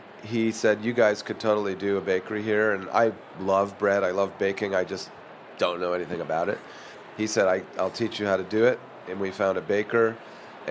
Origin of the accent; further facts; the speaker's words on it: Chicago, Illinois, United States; also born or lived in Philadelphia / Boston; now in San Francisco, United States; I was born in Philadelphia, lived in Boston until I was six, and then grew up in Chicago